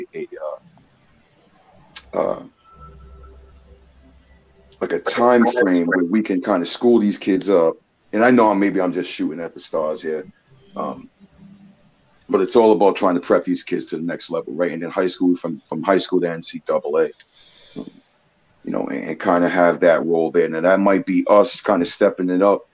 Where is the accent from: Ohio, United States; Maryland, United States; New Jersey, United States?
Maryland, United States; I'm actually originally from Maryland. I was born in Maryland.